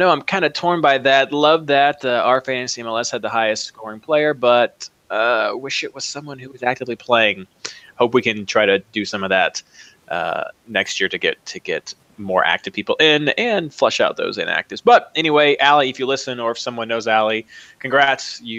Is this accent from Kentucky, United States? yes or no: yes; Kentucky, United States; Uh, I'm from Kentucky, so Derby is just the natural way that I that I lean towards when I when I'm saying that.